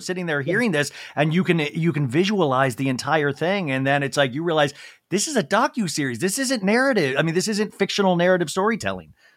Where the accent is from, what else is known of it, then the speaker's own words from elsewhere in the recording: Olathe, Kansas, United States; moved away; I grew up in Olathe, Kansas.